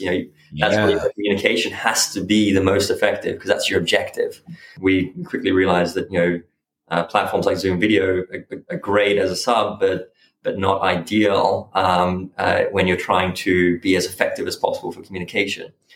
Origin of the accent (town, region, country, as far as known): Byron Bay, New South Wales, Australia; born or raised there; also born or lived in Switzerland; now in London, United Kingdom